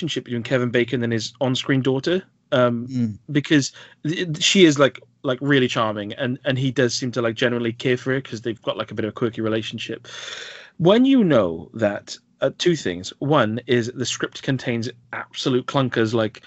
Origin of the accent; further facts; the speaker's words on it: Wales, United Kingdom; being a Welshman